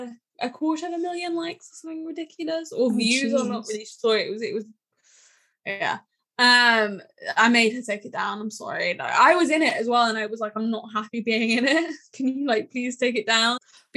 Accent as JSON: {"language": "English", "town": "York", "region": "Yorkshire and the Humber", "country": "United Kingdom", "said": "But he was like, where are you from? And I was like, oh, York."}